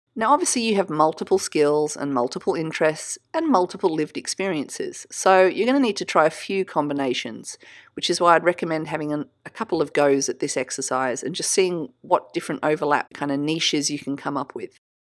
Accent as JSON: {"language": "English", "country": "Australia", "said": "I'm Australian, so we say niche"}